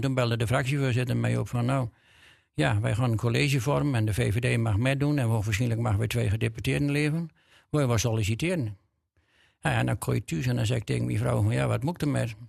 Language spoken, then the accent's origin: Dutch; Drenthe, Netherlands; accent: Drents